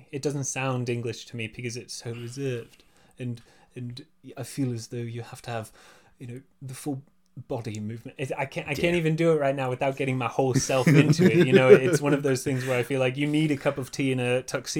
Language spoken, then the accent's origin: English; California, United States; moved away as an adult; also born or lived in England; You know, like I'm Californian.